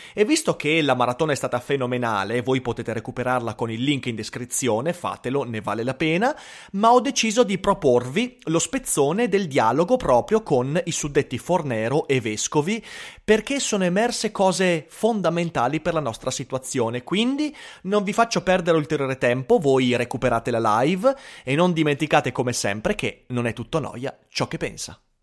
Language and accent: Italian; Vicenza, Veneto, Italy; anch'io sono vicentino